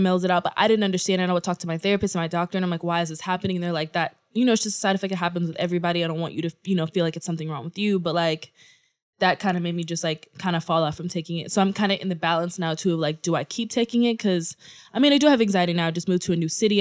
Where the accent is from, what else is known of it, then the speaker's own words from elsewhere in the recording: Houston, Texas, United States; now in New York, United States; I say Houston